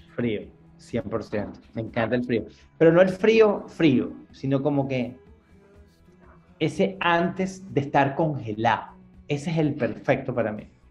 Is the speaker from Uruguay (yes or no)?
no; Caracas, Capital District, Venezuela; moved away as an adult; now in United States; yo me crié en Santa Mónica, en Caracas, Venezuela